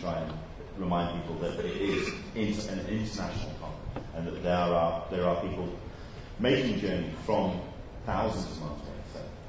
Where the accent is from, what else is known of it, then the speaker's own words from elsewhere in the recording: England, United Kingdom; as an Englishman in San Diego